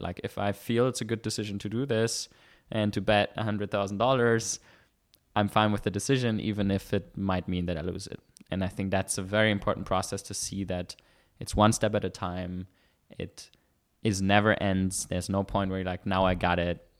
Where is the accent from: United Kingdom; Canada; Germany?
Germany; moved away as an adult; now in Vienna, Austria; I was born in Germany